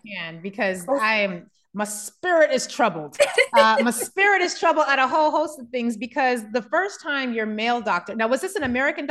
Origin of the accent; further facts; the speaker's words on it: Germany; I grew up in Germany, or spent most of my childhood in Germany, and having access to free healthcare is something I've long forgotten the benefits of.